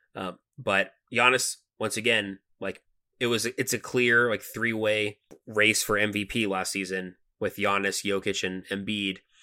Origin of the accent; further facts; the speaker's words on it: Atlanta, Georgia, United States; We're from Atlanta